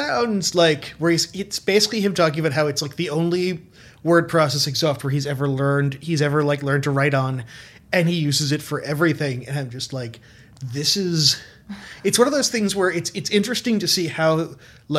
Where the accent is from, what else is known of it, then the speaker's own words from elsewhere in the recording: New Jersey, United States; moved away as an adult; also born or lived in Brooklyn, New York; I grew up in Central Jersey